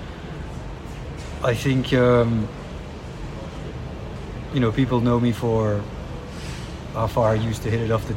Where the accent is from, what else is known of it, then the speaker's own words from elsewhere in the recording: Brussels, Brussels-Capital Region, Belgium; I was born and raised in the middle of Brussels, the capital of Belgium